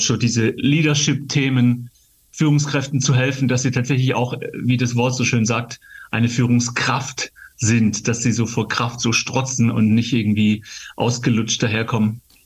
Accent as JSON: {"language": "German", "town": "Gaildorf", "region": "Baden-Württemberg", "country": "Germany", "tie": "born or raised there", "said": "in meiner Kinderkirchzeit in Geildorf, wo ich aufgewachsen bin, geil, geile Jugend in Geildorf, im Schwäbische, im Schwaberländle"}